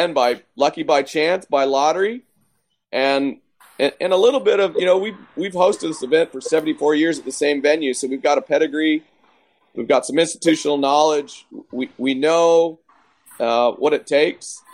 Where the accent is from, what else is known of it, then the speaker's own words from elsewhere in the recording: Canada; now in Texas, United States; me being a Canadian